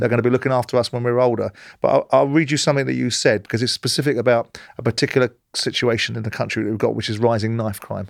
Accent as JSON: {"language": "English", "region": "London", "country": "United Kingdom", "tie": "born or raised there", "said": "I grew up in South London"}